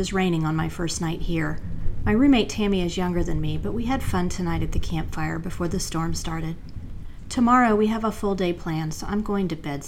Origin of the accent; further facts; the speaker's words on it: North Carolina, United States; my home state of North Carolina